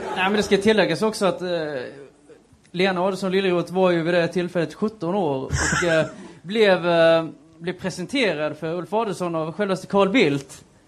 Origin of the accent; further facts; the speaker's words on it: western Blekinge, Sweden; Jag är ju från eh, Västblekinge